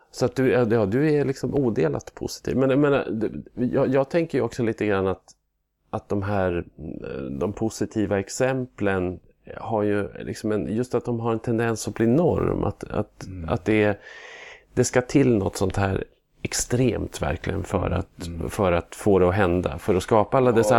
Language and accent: Swedish; Norrland, Sweden; also born or lived in Luleå; min norrländska stolthet